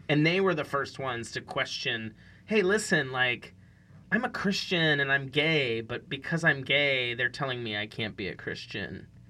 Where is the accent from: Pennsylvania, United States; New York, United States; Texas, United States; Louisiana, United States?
Pennsylvania, United States; Western; moved away; I grew up in Western Pennsylvania